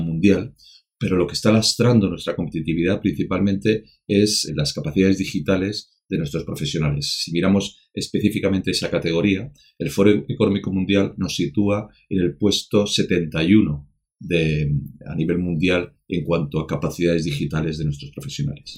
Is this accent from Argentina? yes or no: no; Spain